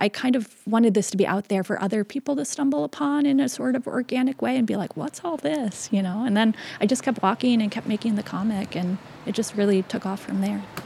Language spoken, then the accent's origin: English; Seattle, Washington, United States; I was born and raised in Seattle